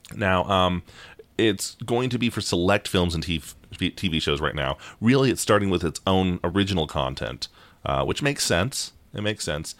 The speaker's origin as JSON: {"language": "English", "country": "United States", "said": "we're American"}